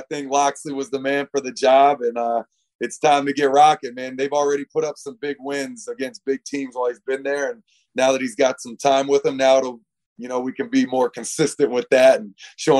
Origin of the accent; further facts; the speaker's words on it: Alexandria, Virginia, United States; I'm not from Maryland originally. I'm from Alexandria, Virginia, which is, the border of, Nova, right, the border of the DMV.